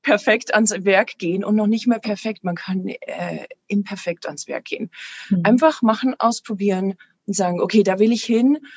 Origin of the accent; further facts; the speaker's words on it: Passau, Bavaria, Germany; moved away; Ich komme ursprünglich aus Passau. Da war 2013 ein Riesenhochwasser.